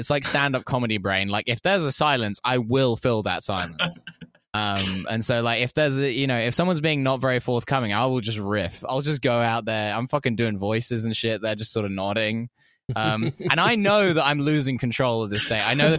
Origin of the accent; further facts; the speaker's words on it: England, United Kingdom; So when you're in Moscow meeting a Russian who's moved to Moscow, it's like a bit, as an English person, it's like a bit of a culture shock, you know?